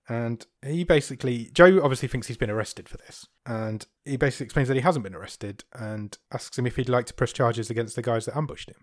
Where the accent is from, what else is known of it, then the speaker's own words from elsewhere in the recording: United Kingdom; I'm so British.